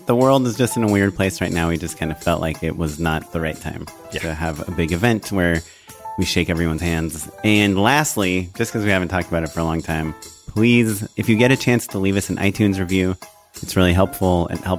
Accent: Israel; I'm Israeli.

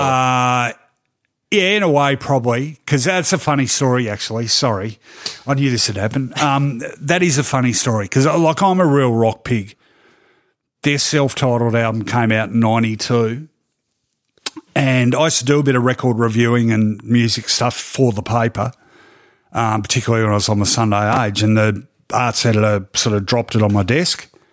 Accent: Melbourne, Victoria, Australia; I grew up in East Melbourne, which was a very traditionally conservative area

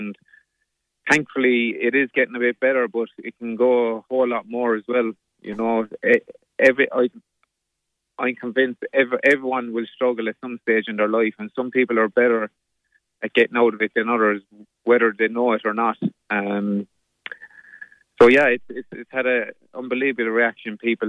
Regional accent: Limerick, Munster, Ireland; I suppose the pressure is growing up in Limerick and playing rugby in Limerick and playing for Munster.

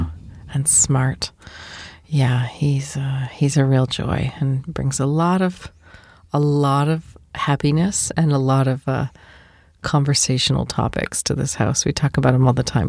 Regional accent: United States; I'm also American

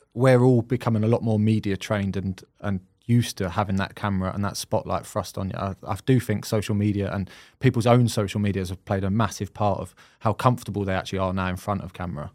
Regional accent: Croydon, London, United Kingdom; moved away; I'm from Croydon originally

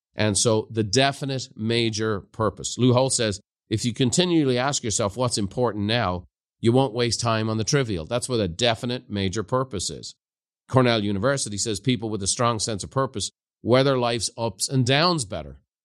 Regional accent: Ireland; moved away; growing up in Ireland

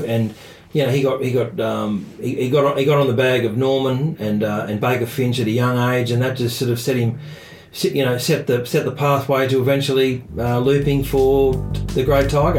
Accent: Australia; being an Australian

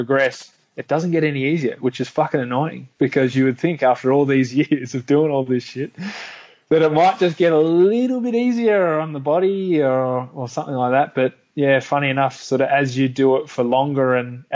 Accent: Melbourne, Victoria, Australia; my hometown in Melbourne

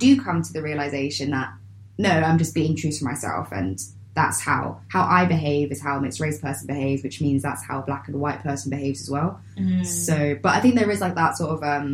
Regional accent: London, United Kingdom; I grew up in Lambeth

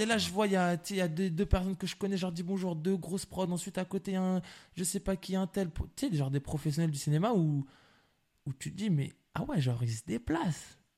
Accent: La Courneuve, Île-de-France, France; je suis de la Courneuve

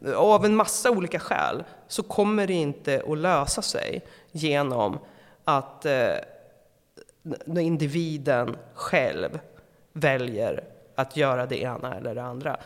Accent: Eskilstuna, Södermanland, Sweden; jag kommer från Eskilstuna

